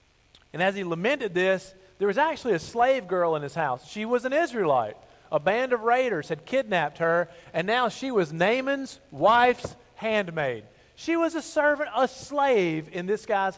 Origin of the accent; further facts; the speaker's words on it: Bible Belt South, United States; I grew up in the Bible Belt South